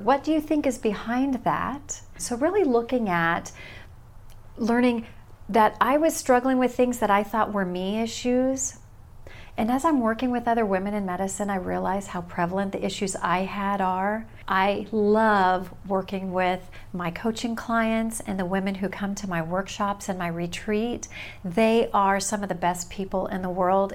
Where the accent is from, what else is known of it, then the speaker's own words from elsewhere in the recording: California, United States; moved away as an adult; also born or lived in Omaha, Nebraska; now in Salem, United States; I was born and raised in California